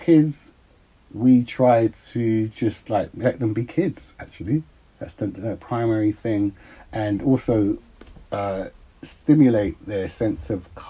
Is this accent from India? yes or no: no; Uxbridge, London, United Kingdom; Then my mum and dad moved, and they moved to Uxbridge